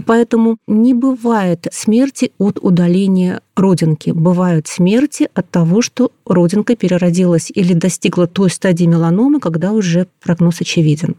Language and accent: Russian; Saint Petersburg, Russia; я питерская